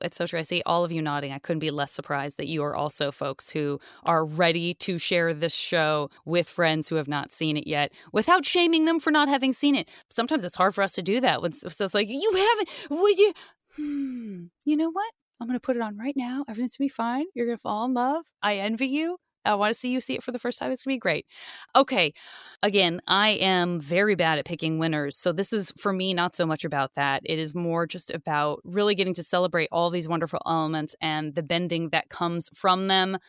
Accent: Tucson, Arizona, United States; I'm from Tucson

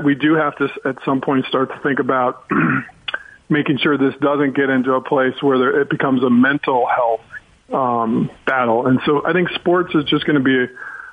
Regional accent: Chicago, Illinois, United States; now in Los Angeles, United States; I'm from Chicago

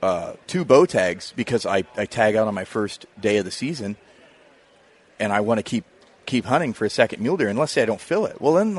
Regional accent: Illinois, United States; born or raised there

